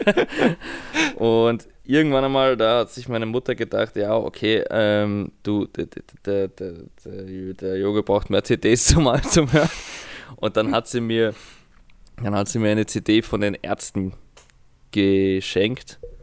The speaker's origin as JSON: {"language": "German", "region": "Vienna", "country": "Austria", "tie": "born or raised there", "said": "in Wien"}